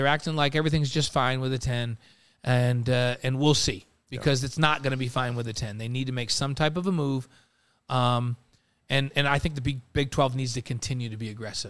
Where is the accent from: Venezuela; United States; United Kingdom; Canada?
United States; New York; moved away; I grew up in New York.